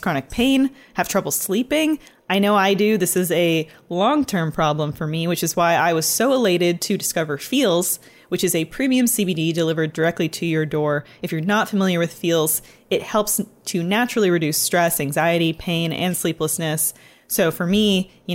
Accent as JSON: {"language": "English", "region": "Ontario", "country": "Canada", "moved": "yes", "lives_now": "Los Angeles, United States", "said": "And in Ontario, where I'm from"}